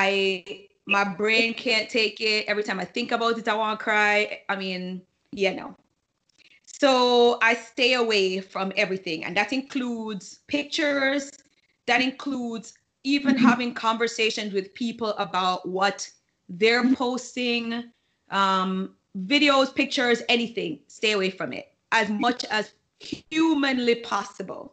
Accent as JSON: {"language": "English", "country": "Jamaica", "tie": "born or raised there", "moved": "yes", "said": "when we were growing up in Jamaica"}